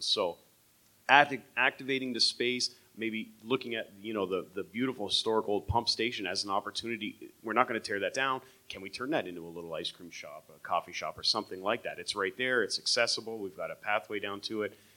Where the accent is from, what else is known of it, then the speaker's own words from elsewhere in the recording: Windsor, Ontario, Canada; I grew up on Windermere down in that area